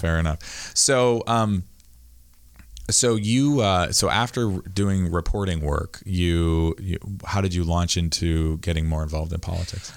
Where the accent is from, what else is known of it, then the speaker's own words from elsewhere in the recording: Camden, Maine, United States; I grew up here in Camden